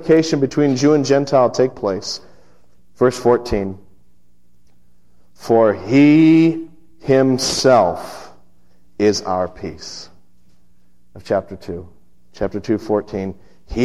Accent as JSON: {"language": "English", "town": "Las Vegas", "region": "Nevada", "country": "United States", "tie": "born or raised there", "moved": "yes", "said": "the church I grew up in out in Las Vegas"}